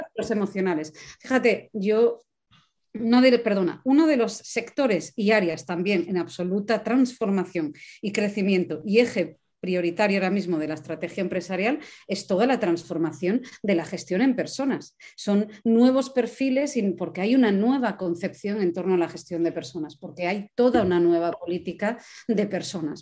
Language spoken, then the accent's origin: Spanish; Asturias, Spain; yo que soy asturiana